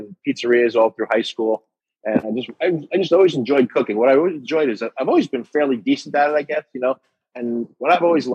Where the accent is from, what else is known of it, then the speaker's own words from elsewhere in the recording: New York, United States; moved away as an adult; now in Coral Springs, United States; I was born and raised in New York